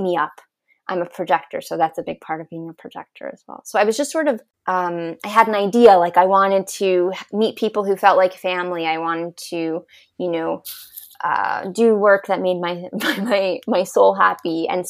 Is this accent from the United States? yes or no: yes; New York, United States; moved away; growing up in New York, in a family with a lot of corporate executives